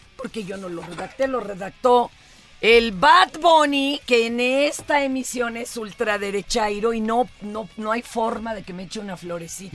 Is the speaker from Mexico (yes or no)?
yes; Mexico City, Mexico; yo soy niña de Polanco